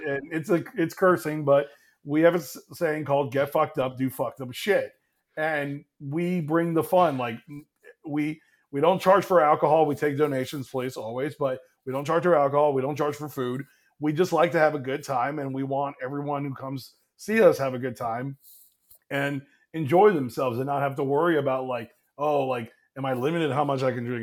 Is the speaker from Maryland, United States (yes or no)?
no; Miami, Florida, United States; now in Atlanta, United States; I'm not originally from Atlanta. Um, I'm originally from Miami.